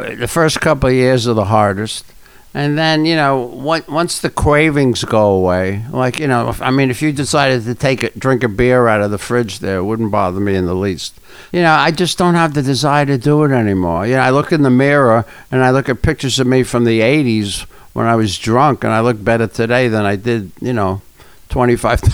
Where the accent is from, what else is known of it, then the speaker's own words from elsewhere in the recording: New York City, New York, United States; I'm from the Bronx